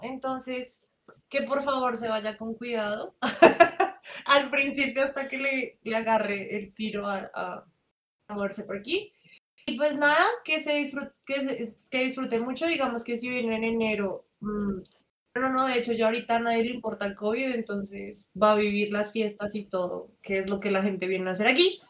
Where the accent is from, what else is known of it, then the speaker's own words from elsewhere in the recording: Colombia; also born or lived in Mexico City; Yo soy de Colombia